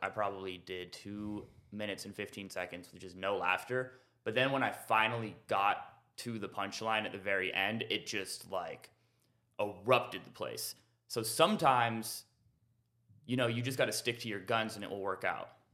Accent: Renton, Washington, United States; now in Austin, United States; I'm originally from Renton, Washington.

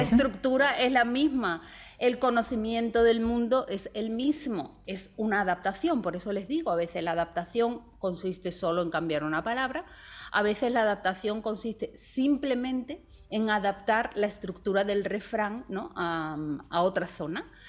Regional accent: Spain

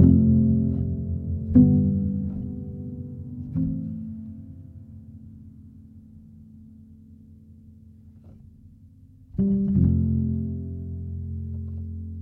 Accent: United States; As American Christians

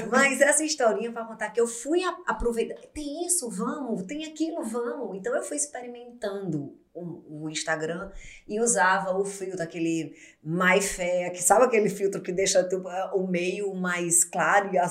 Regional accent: Paraíba, Brazil; Você não fala como paraibana? Você, você não é paraibana? Sou paraibana, mas na minha época

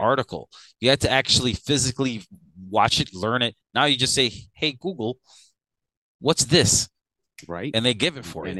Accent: Chicago, Illinois, United States; now in Louisiana, United States; Growing up in Chicago was very different

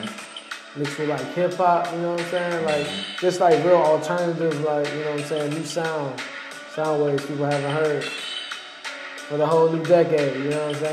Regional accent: Atlanta, Georgia, United States; I'm from Atlanta, but I record them in DC.

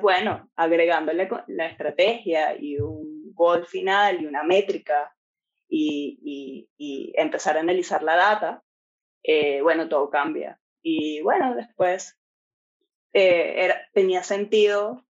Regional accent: Venezuela; moved away as an adult; now in Ireland; los dos somos de Venezuela

